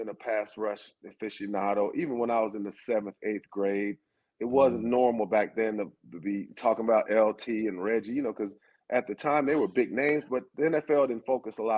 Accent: Athens, Georgia, United States; I'm from Athens

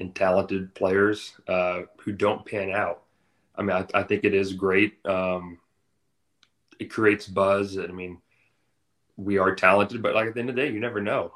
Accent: Atlanta, Georgia, United States; moved away as an adult; I grew up in Atlanta

